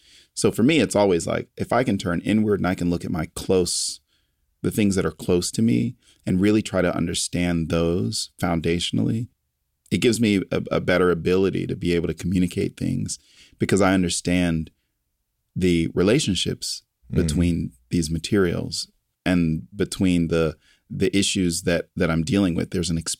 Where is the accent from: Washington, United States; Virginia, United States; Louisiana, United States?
Virginia, United States; Lynchburg; I was born in Lynchburg, Virginia.